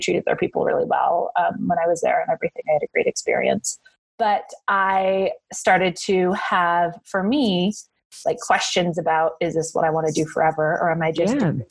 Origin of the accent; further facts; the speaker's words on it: Northern California, United States; I grew up in Northern California